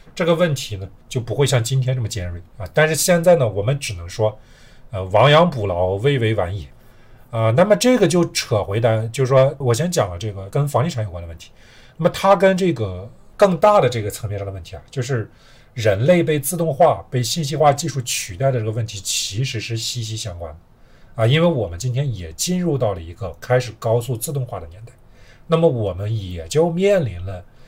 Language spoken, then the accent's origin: Chinese; China; 我们中国人都很熟悉